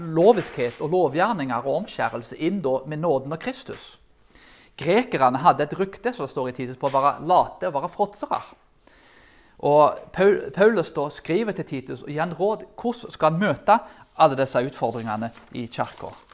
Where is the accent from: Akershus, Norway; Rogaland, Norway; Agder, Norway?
Rogaland, Norway; Karmøy; der jeg kommer fra